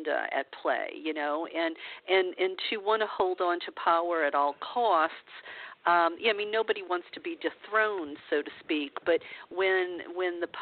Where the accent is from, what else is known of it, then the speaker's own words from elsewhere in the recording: the Bible Belt, United States; moved away as an adult; also born or lived in California; I grew up in the Bible Belt